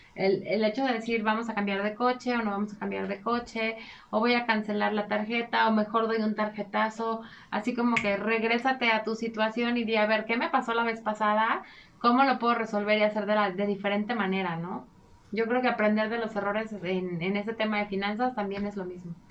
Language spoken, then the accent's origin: Spanish; Mexico; nosotros somos muy afectos eh, como cultura mexicana